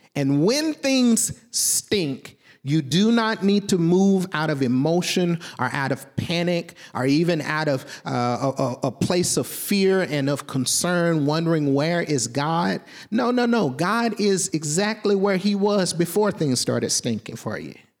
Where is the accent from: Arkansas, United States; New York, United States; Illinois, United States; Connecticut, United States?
Arkansas, United States; Southwest; I'm from Southwest Arkansas.